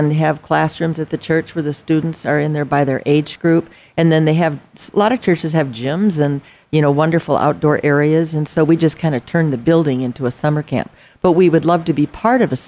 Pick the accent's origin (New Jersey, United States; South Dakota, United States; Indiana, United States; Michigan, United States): South Dakota, United States; moved away as an adult; now in Arizona, United States; I'm from South Dakota